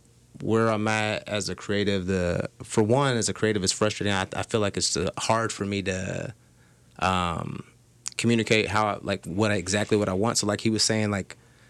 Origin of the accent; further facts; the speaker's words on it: the South, United States; cause like I'm from the South, so like I go down there and they always think I'm like you fucking Yankee.